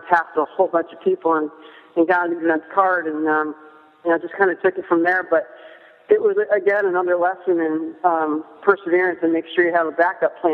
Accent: upstate New York, United States; moved away; also born or lived in South Carolina; where I grew up in South Carolina, in upstate New York

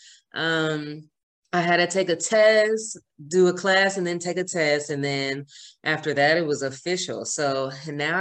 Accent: Georgia, United States; also born or lived in Fort Myers, Florida; home to Georgia, which is my hometown

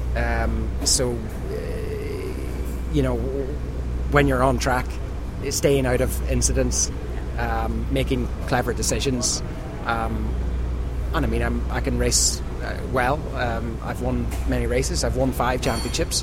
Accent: Ireland; back home in Ireland

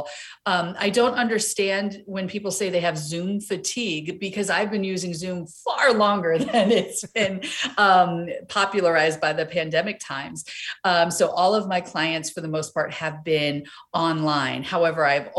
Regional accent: East Coast, United States; moved away as an adult; also born or lived in Los Angeles; being coastal girls growing up on the East Coast, living

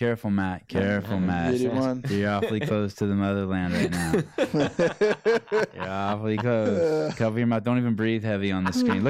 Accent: Armenia; English is a second language; It's too bad there's not a gym in Armenia, in my home country.

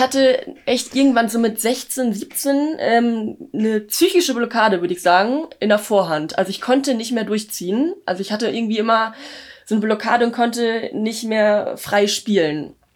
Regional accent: Löningen, Lower Saxony, Germany; in Löning in meiner Heimat

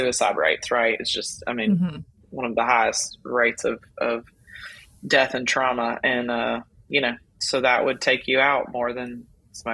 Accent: Louisiana, United States; I'm from Louisiana

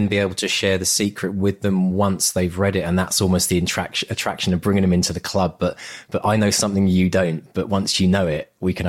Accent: United Kingdom; I'm concerned about being two British blokes.

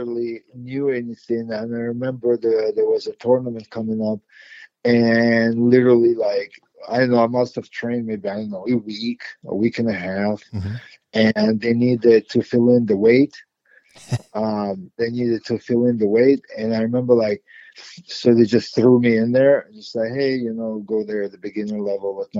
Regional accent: Moscow, Russia; also born or lived in Ukraine / New York, United States / New Jersey, United States; now in United States; as a young kid, like I grew up in Moscow

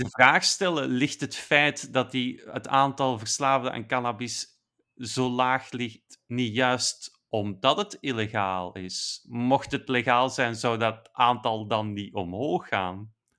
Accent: Belgium; als Belg

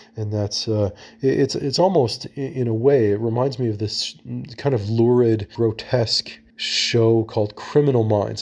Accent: Toronto, Ontario, Canada; my hometown of Toronto

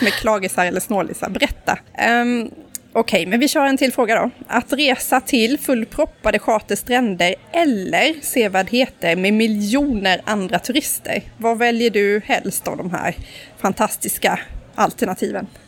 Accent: Karlskrona, Blekinge, Sweden; now in Stockholm, Sweden; Karlskrona där jag kommer ifrån

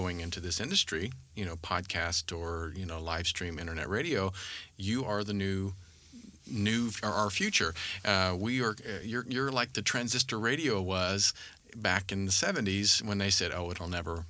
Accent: Kansas, United States; I grew up in Kansas

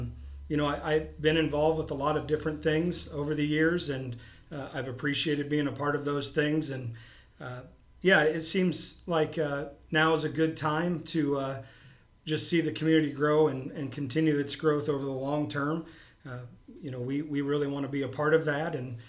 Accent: Knoxville, Iowa, United States; I've lived in Knoxville most of my life. I'm a resident of Knoxville now with my family. I have two daughters in the school system.

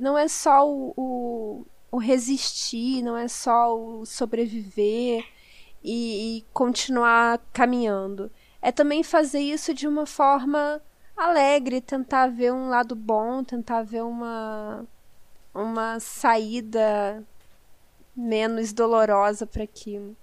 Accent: Southeast, Brazil; Eu sou do Sudeste

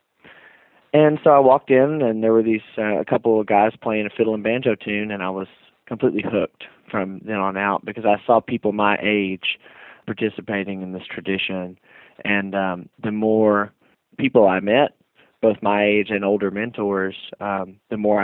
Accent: Wytheville, Virginia, United States; moved away as an adult; now in Berea, Kentucky, United States; I was born and raised in Wytheville, Virginia, which is a small town in the foothills of the Blue Ridge Mountains there.

